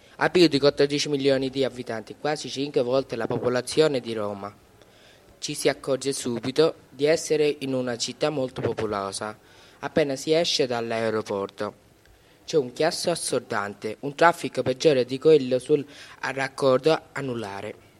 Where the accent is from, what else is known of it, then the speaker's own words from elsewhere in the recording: Brahmanbaria, Chittagong Division, Bangladesh; now in Italy; Per raggiungere da Dhaka il mio villaggio natale servono 4 ore di viaggio. Sono nato a Brahman Brahmanbaria